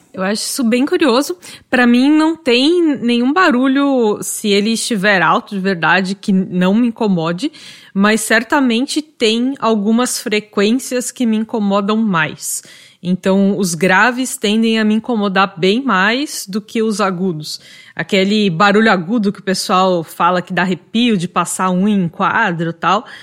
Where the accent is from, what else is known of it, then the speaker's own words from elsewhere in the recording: São Paulo, Brazil; moved away as an adult; now in Florianópolis, Brazil; Eu mesma nasci em São Paulo, mas hoje eu moro em Florianópolis